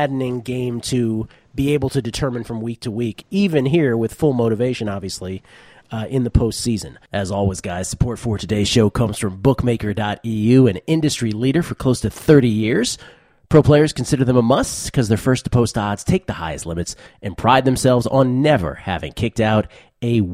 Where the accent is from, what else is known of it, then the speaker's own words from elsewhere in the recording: Washington, District of Columbia, United States; moved away; my hometown, Washington, D.C.